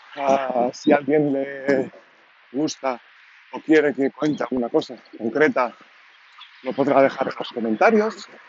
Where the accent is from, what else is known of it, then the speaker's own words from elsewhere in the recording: Catalonia, Spain; accent: Catalan; first language Catalan; Spanish is a second language; Yo, como habréis notado seguramente por el acento, soy catalán